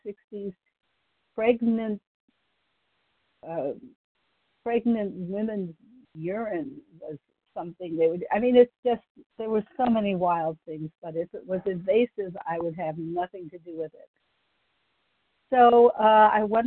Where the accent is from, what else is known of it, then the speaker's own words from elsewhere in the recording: Ohio, United States; now in Texas, United States; I grew up in Ohio.